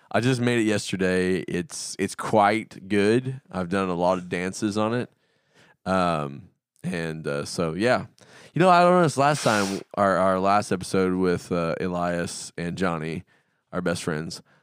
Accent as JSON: {"language": "English", "region": "the South", "country": "United States", "tie": "born or raised there", "said": "I grew up in the South"}